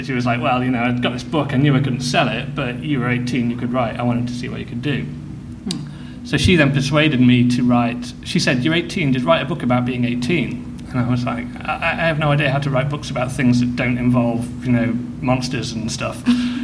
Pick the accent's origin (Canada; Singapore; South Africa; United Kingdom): United Kingdom; Midlands; I grew up in the Midlands, in the middle of nowhere